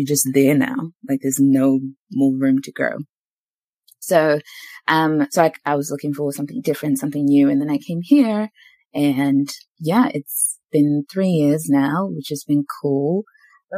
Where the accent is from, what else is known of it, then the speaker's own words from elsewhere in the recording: New Zealand; moved away as an adult; also born or lived in Zimbabwe / Queenstown, New Zealand; now in Australia; up until I was 11, I grew up in Zimbabwe. And from 11 to about 23, 24, I was in New Zealand